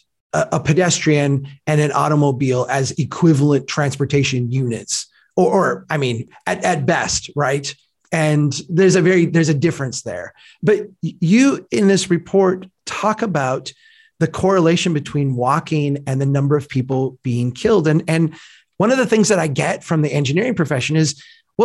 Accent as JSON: {"language": "English", "region": "Minnesota", "country": "United States", "said": "I'm from Minnesota, so I'm part of the North"}